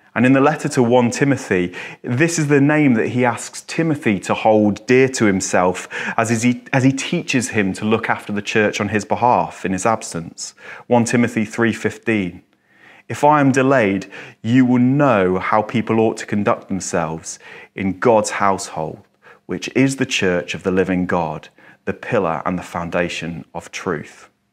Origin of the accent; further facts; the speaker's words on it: England, United Kingdom; I'm English. This is my culture. This is my background